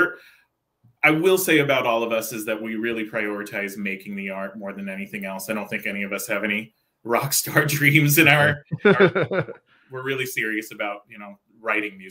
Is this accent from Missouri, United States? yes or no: no; Santa Cruz, California, United States; also born or lived in Oakland, California; growing up in Santa Cruz, California. That's where I'm from, by the way